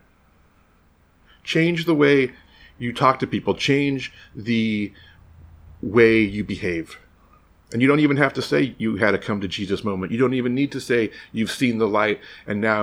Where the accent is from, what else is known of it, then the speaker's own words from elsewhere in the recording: United States; As an American